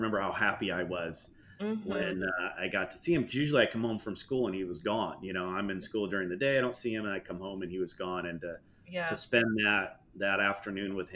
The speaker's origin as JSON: {"language": "English", "region": "New York", "country": "United States", "tie": "born or raised there", "moved": "yes", "lives_now": "Florida, United States", "said": "I grew up in New York"}